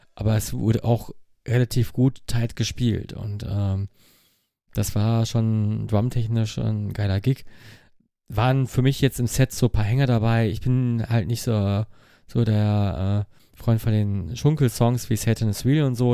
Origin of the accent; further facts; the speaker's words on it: Mülheim an der Ruhr, North Rhine-Westphalia, Germany; Ich komme aus Mülheim.